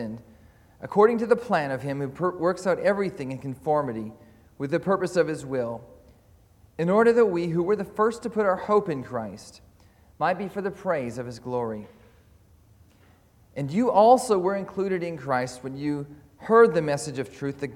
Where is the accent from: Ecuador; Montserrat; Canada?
Canada; moved away as an adult; also born or lived in Caldercruix, Scotland; now in Scotland, United Kingdom; I'm from Calder Crooks, but also from Canada. Before that, I was a pastor there, and then we came over here to study and to serve.